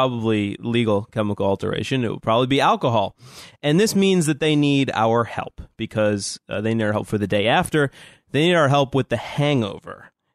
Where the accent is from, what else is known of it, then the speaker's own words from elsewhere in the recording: New Orleans, Louisiana, United States; I'm from New Orleans